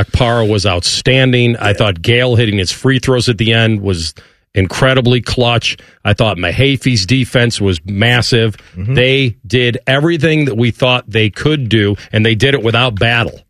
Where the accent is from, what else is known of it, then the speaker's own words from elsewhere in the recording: Chicago, Illinois, United States; now in Columbus, United States; the Elegant Farmer is a place that I know growing up in Chicago